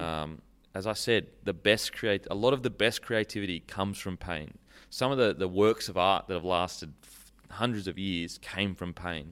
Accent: Gold Coast, Queensland, Australia; Mudgebar, Gold Coast

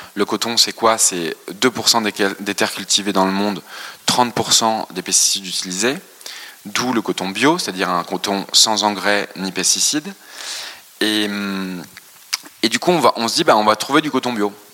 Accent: France; born or raised there

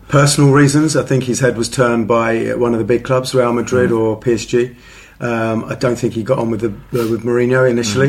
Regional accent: England, United Kingdom; I'm very patriotic in the fact I was born in England, but I'm also very patriotic in the fact my parents are Italian.

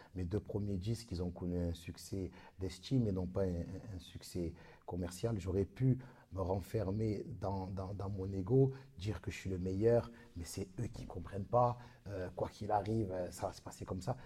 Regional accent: Marseille, Provence-Alpes-Côte d'Azur, France; comme on dit chez nous à Marseille

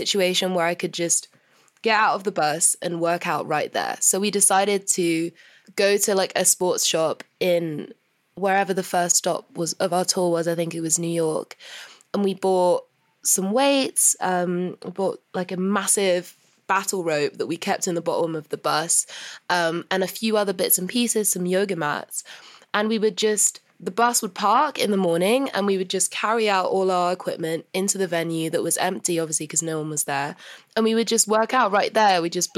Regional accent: London, United Kingdom; whenever I'm home in London

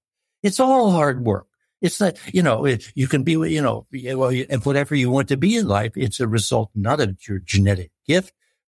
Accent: United States; American Farm Boy, which is sort of where I came from.

